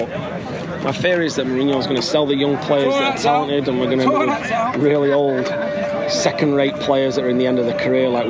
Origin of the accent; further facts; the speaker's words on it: Salford, North West England, United Kingdom; accent: Manchester; moved away as an adult; now in Huntington Beach, United States; originally from Salford in Manchester, now living in Huntington Beach, Southern California.